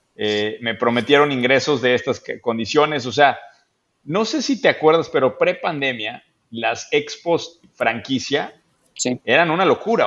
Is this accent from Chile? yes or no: no; Querétaro, Mexico; me acordé mucho de mi infancia en Querétaro. Yo crecí en una, en una ciudad épica, Daniel, es el centro del universo, se llama Querétaro